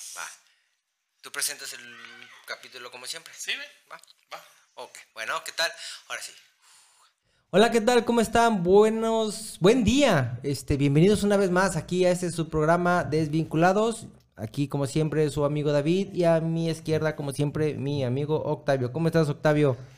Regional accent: Mexico; also born or lived in Chelan Falls, United States; como paisas

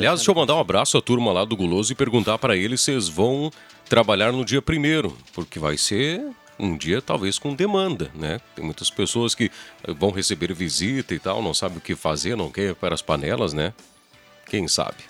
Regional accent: Encruzilhada do Sul, Rio Grande do Sul, Brazil; also born or lived in Porto Alegre; now in Santa Cruz do Sul, Brazil; Eu realmente sou natural de, de Porto Alegre, morei uma, até os meus seis anos lá, me considero encruzilhadense, porque, enfim, tive toda a minha infância, amigo, estudei encruzilhado

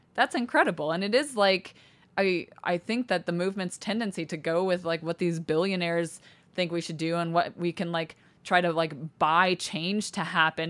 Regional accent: Cody, Wyoming, United States; moved away; also born or lived in Salt Lake City, Utah; people I went to school with, people my mom was friends with in Cody, Wyoming

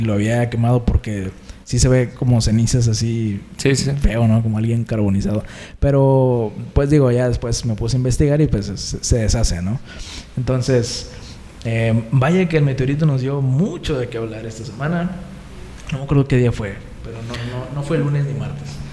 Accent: Tampico, Tamaulipas, Mexico; somos oriundos de, de Ciudad Tampico, Tamaulipas

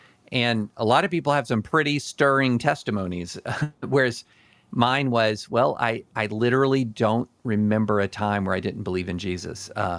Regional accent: Kentucky, United States; also born or lived in Alabama / Louisiana / Tennessee; And I grew up in Alabama, Louisiana, Tennessee, and mainly Kentucky.

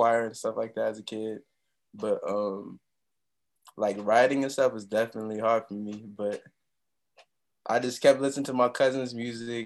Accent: Peoria, Illinois, United States; also born or lived in Chicago, Illinois; now in New York, United States; I left Chicago when I was like 6, so most of my like Illinois experience is Peoria, Illinois

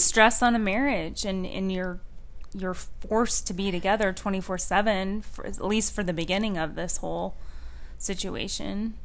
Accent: Washington, United States; moved away; I'm from Washington

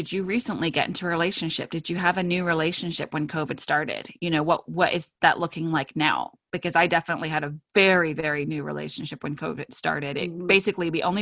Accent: United Kingdom; I am British

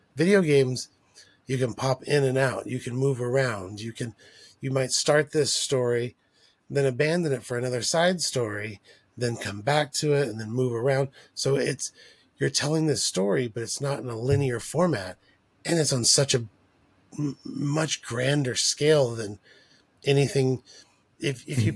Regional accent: El Paso, Texas, United States; growing up in El Paso

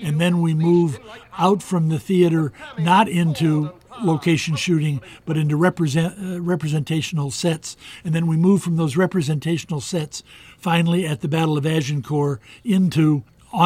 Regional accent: United States; I'm an American

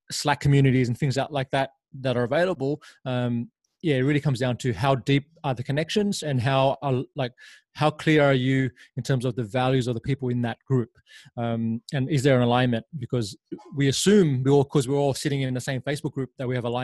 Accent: Laos; born there; I was born in Laos and um, spent some time there after my mother passed away

